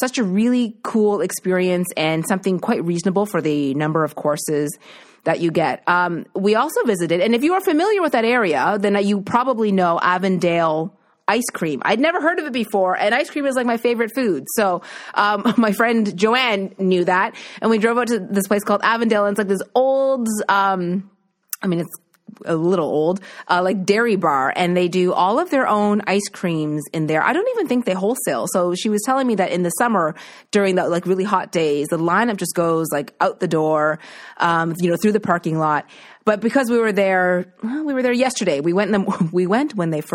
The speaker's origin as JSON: {"language": "English", "region": "East Coast", "country": "Canada", "moved": "yes", "said": "my family isn't here because I'm from the East Coast"}